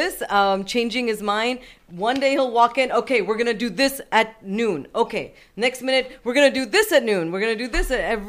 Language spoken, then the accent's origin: English; Houston, Texas, United States; I was born and raised in Houston.